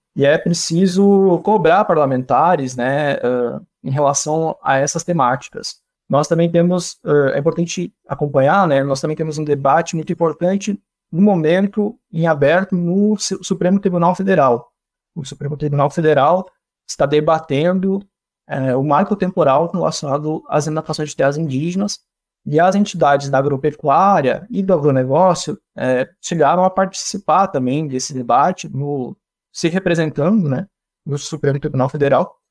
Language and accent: Portuguese; Missões region, Rio Grande do Sul, Brazil; de onde eu sou, no Rio Grande do Sul, lá na região das Missões